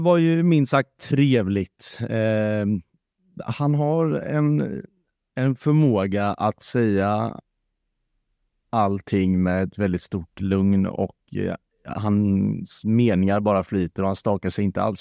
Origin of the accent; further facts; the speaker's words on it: Varberg, Halland County, Sweden; Jag är från Varberg